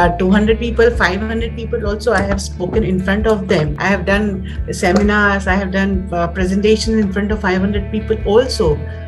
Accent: Patna, Bihar, India; also born or lived in Delhi; I basically belong to Patna, Bihar.

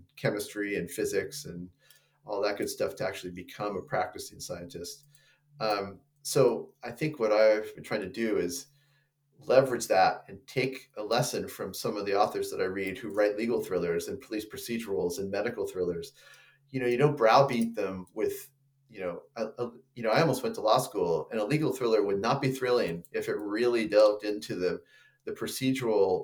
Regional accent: San Luis Obispo, California, United States; now in Monterey, United States; I grew up down outside of San Luis Obispo

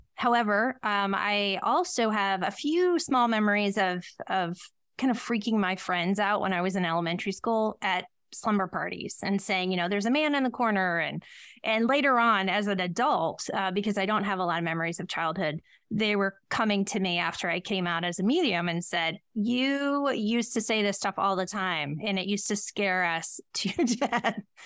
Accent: Ohio, United States; I was born in Ohio

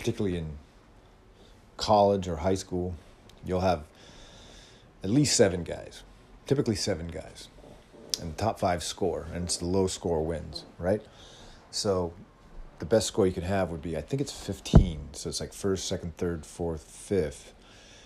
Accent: California, United States; as a Californian

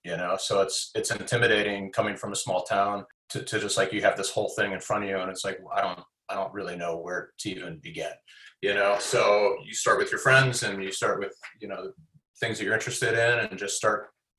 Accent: Midwest, United States; now in Pasadena, United States; especially as a Midwesterner. You know, I can kind of, you know, live in a, you know, I live in Pasadena, so it's a little suburban and quiet and there's trees

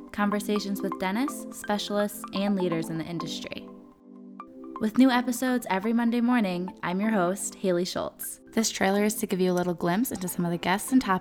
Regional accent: Caracas, Capital District, Venezuela; I was born and raised in Caracas, Venezuela. I'm a current second year dental student at ASDOH surgical dentistry

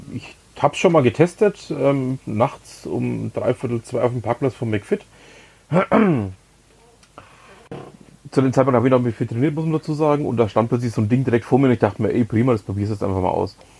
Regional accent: Nuremberg, Bavaria, Germany; moved away; also born or lived in Lower Franconia; ich bin ja gebürtiger Nürnberger

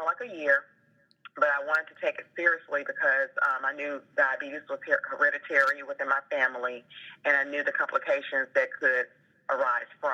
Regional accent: Memphis, Tennessee, United States; moved away; I'm originally from Memphis, Tennessee

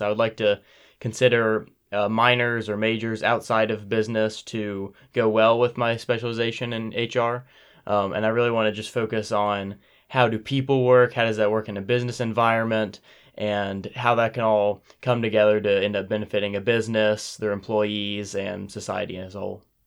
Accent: Powell, Ohio, United States; I'm from a town, uh, thirty minutes north here, eh, called Powell

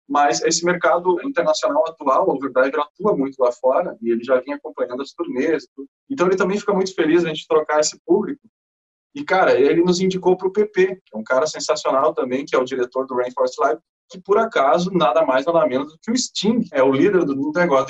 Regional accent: Brazil; o Overdrive é do Brasil com maior orgulho, somos brasileiros

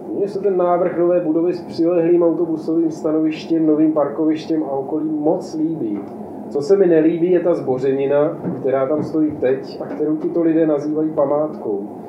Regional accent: Ostrava, Moravian-Silesian Region, Czechia; já jsem taky z Ostravy

